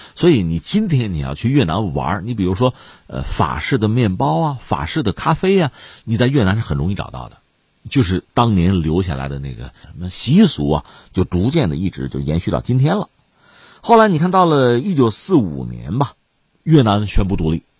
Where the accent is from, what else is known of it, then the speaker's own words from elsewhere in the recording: China; 我们作为中国学生